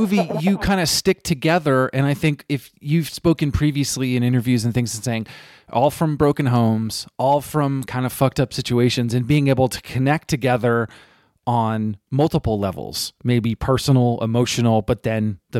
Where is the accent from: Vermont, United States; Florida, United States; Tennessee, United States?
Vermont, United States; but this is not about my stories about seeing Refused or growing up in Vermont.